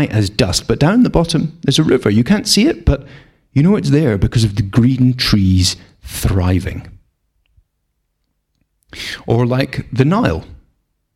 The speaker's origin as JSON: {"language": "English", "region": "Scotland", "country": "United Kingdom", "said": "we're Scottish. We're not short of rain round here"}